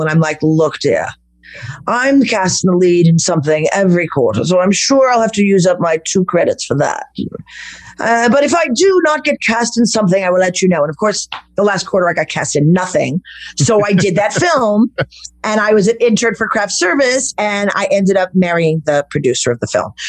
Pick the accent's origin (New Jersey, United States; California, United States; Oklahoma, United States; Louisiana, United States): California, United States; Manhattan Beach; accent: Brooklyn; also born or lived in Los Angeles / France / Greece / Italy; growing up in Beverly Hills and then in Manhattan Beach on the beach.